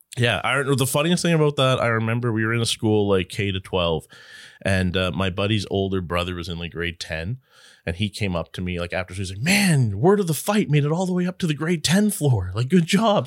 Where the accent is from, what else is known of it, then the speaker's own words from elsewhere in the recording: Newfoundland and Labrador, Canada; I grew up in Labrador